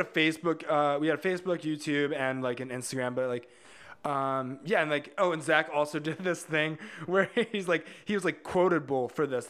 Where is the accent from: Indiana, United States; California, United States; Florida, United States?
Indiana, United States; Hobart; We all grew up in, uh, like, Northwest Indiana, about four, w, in a town called Hobart